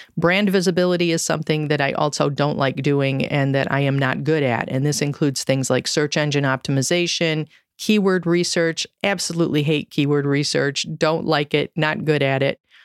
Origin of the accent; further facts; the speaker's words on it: Michigan, United States; I grew up in Michigan